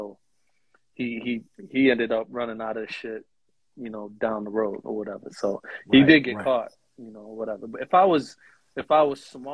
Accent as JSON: {"language": "English", "town": "Boston", "region": "Massachusetts", "country": "United States", "tie": "born or raised there", "said": "I'm from Roxbury, Massachusetts, grew up at Academy Homes Project."}